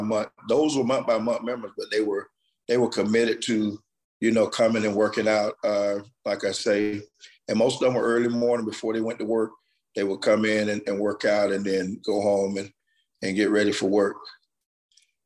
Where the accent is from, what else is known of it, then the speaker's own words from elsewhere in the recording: Fort Meade, Florida, United States; I'm from Fort Meade. Went in the military for 6 years, came back home to Fort Meade. So I've been in the community, been in the town pretty all of my life